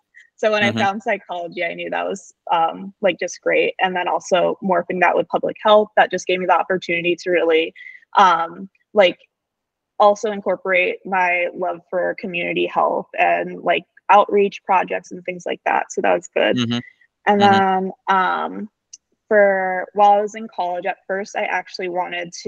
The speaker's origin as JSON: {"language": "English", "region": "New Jersey", "country": "United States", "tie": "born or raised there", "moved": "as an adult", "lives_now": "Vermont, United States", "said": "I'm from New Jersey. I've lived in New Jersey pretty much my whole life."}